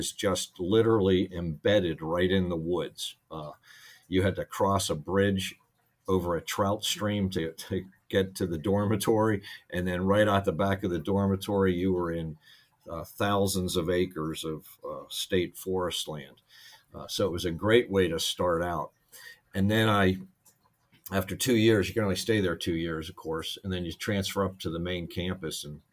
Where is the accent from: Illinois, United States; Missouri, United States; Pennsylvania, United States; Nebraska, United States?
Pennsylvania, United States; Pittsburgh; I grew up in Pittsburgh